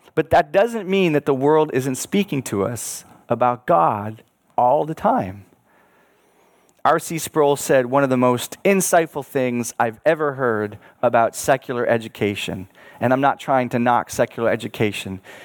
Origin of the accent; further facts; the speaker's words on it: Buffalo, New York, United States; I was born in Buffalo, New York, which sits on Lake Erie. My home had a view of the bridge